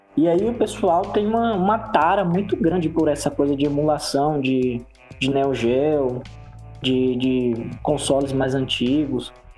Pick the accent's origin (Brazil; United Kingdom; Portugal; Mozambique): Brazil; Northeast Region; Eu sou do Nordeste